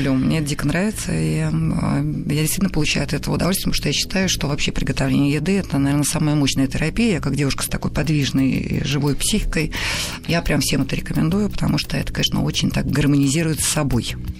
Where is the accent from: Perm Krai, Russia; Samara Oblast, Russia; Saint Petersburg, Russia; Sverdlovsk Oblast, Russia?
Saint Petersburg, Russia; also born or lived in Odessa; город Ленинград, где я жила, росла